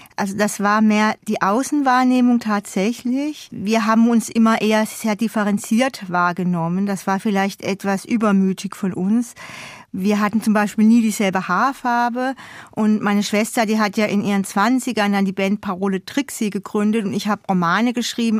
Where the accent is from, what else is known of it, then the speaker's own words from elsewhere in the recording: Odenwald, Hesse, Germany; also born or lived in Hamburg; now in Berlin, Germany; ich durfte da sozusagen zurück in meine Heimat fahren, um meinen Zungenschlag zu verbessern